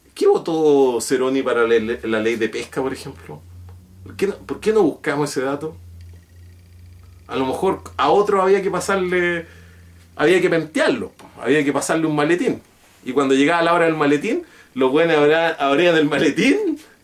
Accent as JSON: {"language": "Spanish", "country": "Chile"}